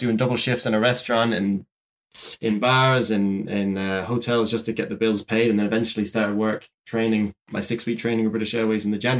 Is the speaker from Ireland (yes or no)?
yes; Shannon, County Clare, Ireland; I may have like commuted from my hometown of Shannon Airport, but my home airport